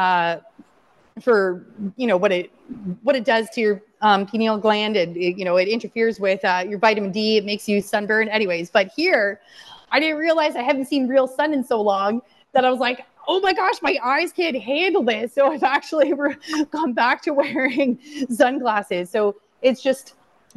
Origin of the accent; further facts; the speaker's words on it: London, Ontario, Canada; London, Ontario, my hometown